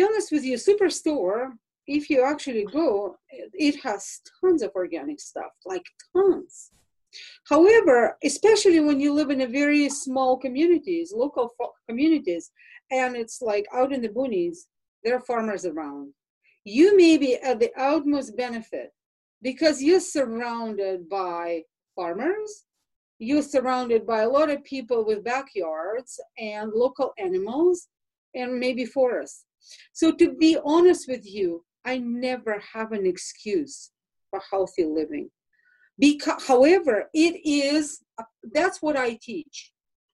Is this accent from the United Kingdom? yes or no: no; Russia; moved away; I grew up in Russia